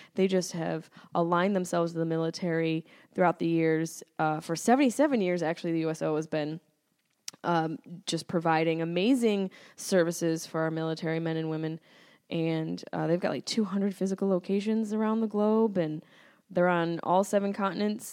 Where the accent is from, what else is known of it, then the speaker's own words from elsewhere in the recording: Syracuse, New York, United States; accent: Syracuse; now in Los Angeles, United States; my Syracuse accent popping through thick, strong and thick